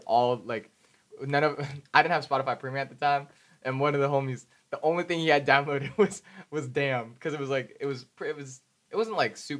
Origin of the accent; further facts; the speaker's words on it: the Bay Area, California, United States; I'm from the Bay